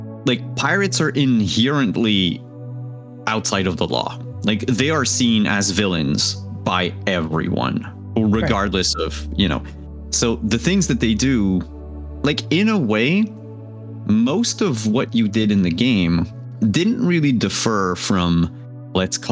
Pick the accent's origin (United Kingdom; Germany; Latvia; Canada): Canada; English is a second language; I'm Canadian